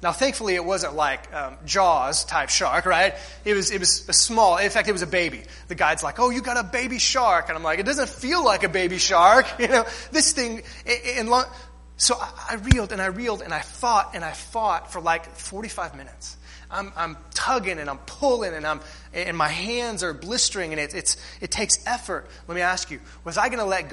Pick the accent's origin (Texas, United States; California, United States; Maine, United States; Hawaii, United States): Texas, United States; Corpus Christi; We grew up in Corpus Christi, so there was the Gulf